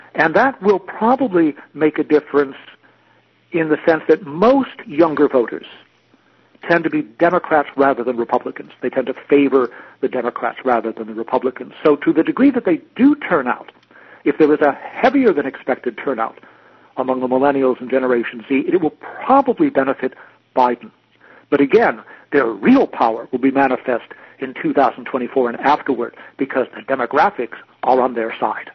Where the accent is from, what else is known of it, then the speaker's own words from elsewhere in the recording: United States; also born or lived in Wisconsin; I'm an American